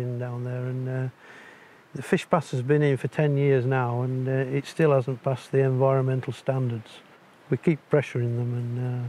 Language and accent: English; Barnard Castle, North East England, United Kingdom; I'm from England, the north of England, a little place called Barnard Castle.